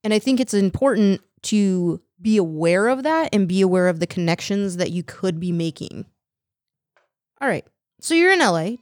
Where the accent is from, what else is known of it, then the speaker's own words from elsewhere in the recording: California, United States; moved away; also born or lived in Massachusetts; I'm from California